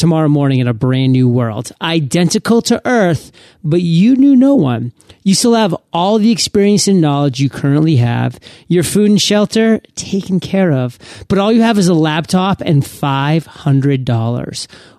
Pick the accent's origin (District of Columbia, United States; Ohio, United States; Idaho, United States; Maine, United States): Maine, United States; Bangor; born and raised in south of where Stephen was from. He was from the Bangor area.